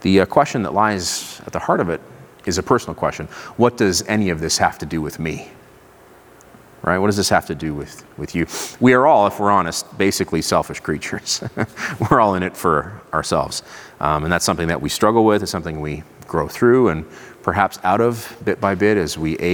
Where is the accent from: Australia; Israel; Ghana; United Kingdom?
Israel; moved away; I grew up in Israel. I'm fluent in Hebrew